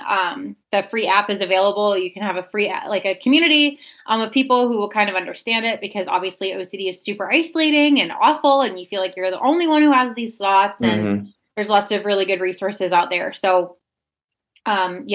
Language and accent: English; Pittsburgh, Pennsylvania, United States; now in Wisconsin, United States; I'm in Wisconsin currently, but I'm originally from Pittsburgh, Pennsylvania